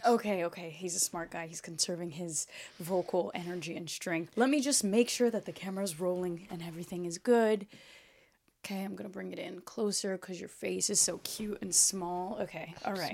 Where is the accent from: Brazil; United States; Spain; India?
Brazil; first language Portuguese; English is a second language; moved away; Portuguese, I was born speaking Portuguese. 'Cause we were born in Brazil